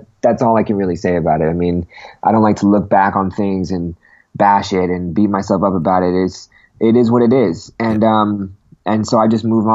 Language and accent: English; Manchester, North West England, United Kingdom; moved away; I was born in Manchester, born and raised in Manchester